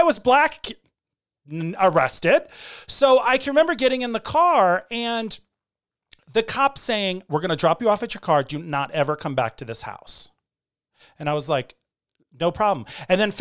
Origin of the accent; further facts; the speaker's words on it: Hartford, Connecticut, United States; When I grew up in Hartford, Connecticut, a lot of the kids in my neighborhood were Portuguese